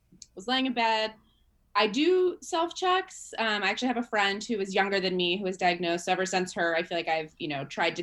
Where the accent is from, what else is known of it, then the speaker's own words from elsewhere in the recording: San Jose, California, United States; I'm from the Bay Area in California, San Jose, which is a big city.